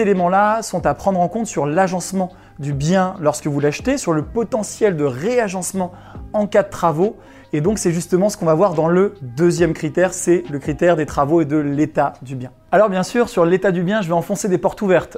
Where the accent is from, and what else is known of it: Chambéry, Auvergne-Rhône-Alpes, France